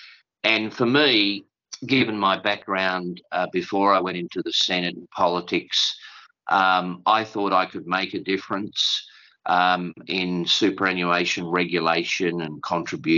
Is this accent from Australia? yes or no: yes; Tasmania, Australia; also born or lived in Kingston upon Thames, England; I'm a modest Australian, a modest Tasmanian